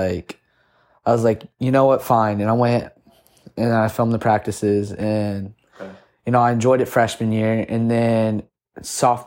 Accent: St. Augustine, Florida, United States; also born or lived in Cartersville, Georgia / Orlando, Florida; we moved to St. Augustine because all my family lived in St. Augustine. And then from there on, I lived in St. Augustine, loved it

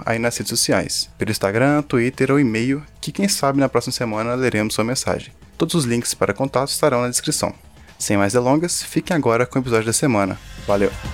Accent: Belo Horizonte, Minas Gerais, Brazil; somos mineiros de BH

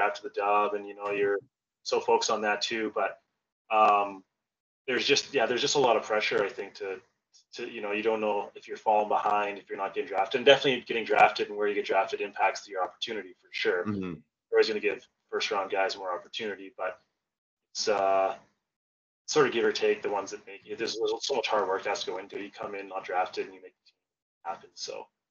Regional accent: Calgary, Alberta, Canada; I was from Calgary, so it was kind of a dream come true to be able to like play for the Flames

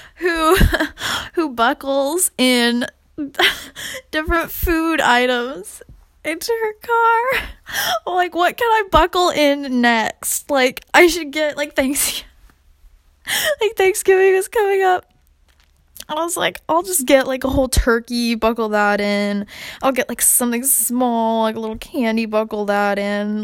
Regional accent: California, United States; now in Raleigh, United States; because I'm from California

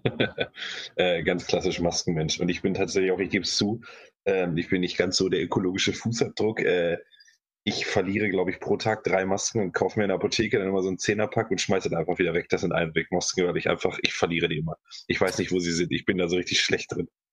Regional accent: Hanover, Lower Saxony, Germany; ich bin ja aus Hannover

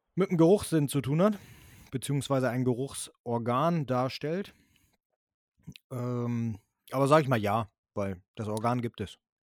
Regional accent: Germany; also born or lived in northern Germany; bei uns in Deutschland

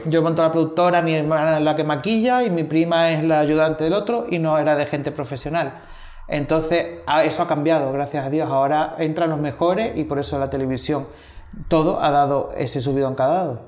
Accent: Xinzo de Limia, Galicia, Spain; moved away as an adult; also born or lived in Tenerife / London; now in Madrid, Spain; Yo hasta los 19 años que salí de Galicia, que ahí en Galicia también era un pueblo, era Orense, Shinzo de Limia, eh, mi pueblo

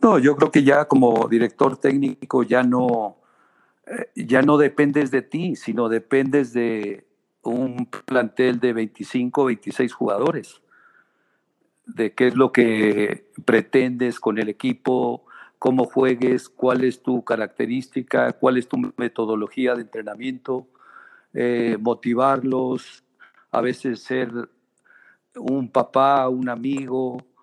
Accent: Guadalajara, Jalisco, Mexico; also born or lived in Tierra Blanca, Zacatecas; yo me vine de, de Tierra Blanca, Zacatecas, a los tres años. Eh, me vine acá a vivir a Guadalajara y bueno, aquí prácticamente hice toda mi niñez

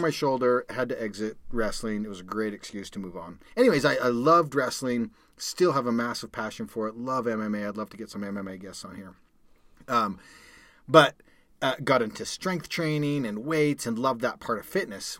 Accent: Calgary, Alberta, Canada; moved away as an adult; now in United States; I grew up in Calgary, Canada

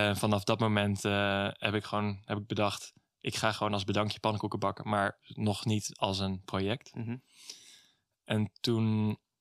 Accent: Middelburg, Zeeland, Netherlands; also born or lived in Vlissingen; Ik ben geboren in Vlissingen en toen in opgegroeid in Middelburg

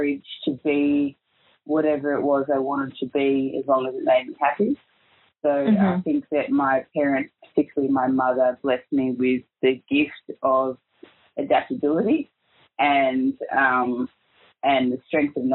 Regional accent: Melbourne, Victoria, Australia; I was actually born and raised in Melbourne

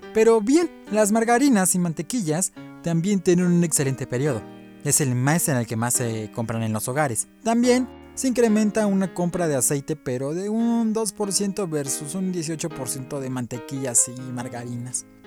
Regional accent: Mexico; así somos los varones mexicanos

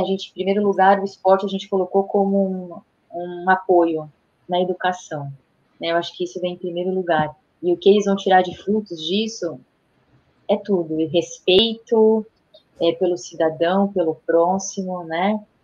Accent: Brazil; como brasileira

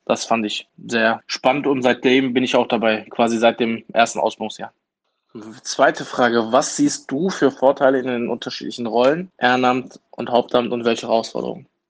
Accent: Duisburg, North Rhine-Westphalia, Germany; Ich bin hier geboren und aufgewachsen.

